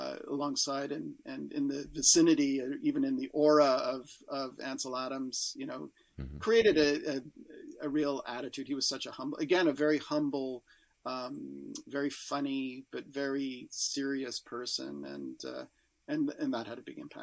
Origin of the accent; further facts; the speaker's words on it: Canada; as a Canadian